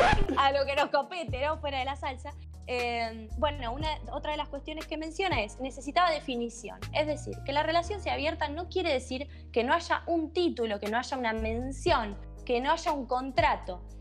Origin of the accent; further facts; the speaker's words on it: Bahía Blanca, Buenos Aires Province, Argentina; yo soy de Bahía Blanca